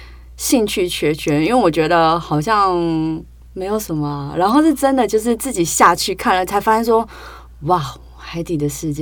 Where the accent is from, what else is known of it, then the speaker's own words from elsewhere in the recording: Taipei, Taiwan; 你知道，我觉得身为台北人的，就是北部的潜水者，第一就是东北角你 OK，